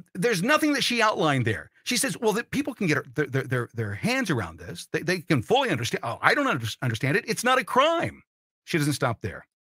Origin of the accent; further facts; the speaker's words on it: Martinsville, Indiana, United States; My sophomore year at Ben Davis in Indianapolis, not so much. We moved from Martinsville to Ben Davis